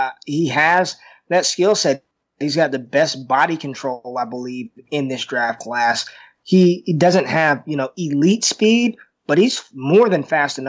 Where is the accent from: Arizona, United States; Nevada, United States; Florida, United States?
Nevada, United States; Las Vegas; I'm from Las Vegas